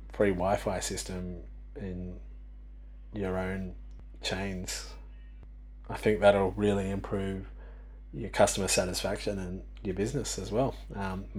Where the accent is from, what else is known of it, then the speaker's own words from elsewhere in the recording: Australia; I come from Australia